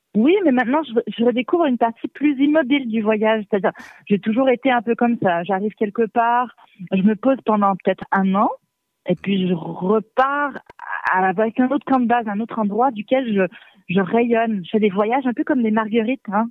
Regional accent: Magdalen Islands, Quebec, Canada; moved away; also born or lived in Savoie, France; là d'où je viens, c'est les îles de la Madeleine sur la côte est du Canada.

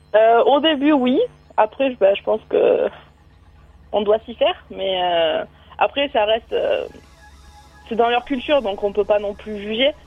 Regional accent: France; En tant que Français

